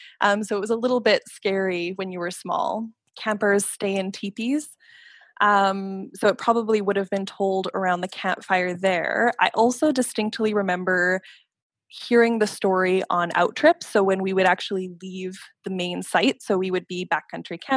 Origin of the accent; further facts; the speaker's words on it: Calgary, Alberta, Canada; now in Ottawa, Canada; I grew up in Calgary, Alberta. I'm currently living in Ottawa, Ontario